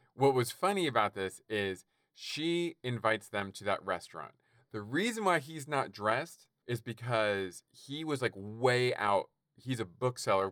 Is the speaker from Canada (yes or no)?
yes; Canada; I'm Canadian